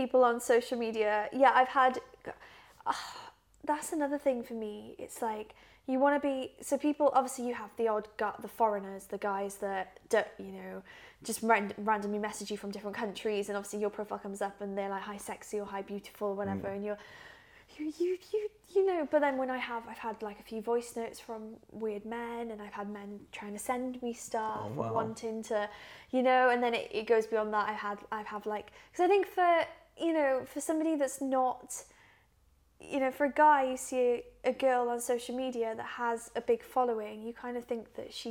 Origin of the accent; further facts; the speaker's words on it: Wales, United Kingdom; moved away; people from back home in Wales who are from my hometown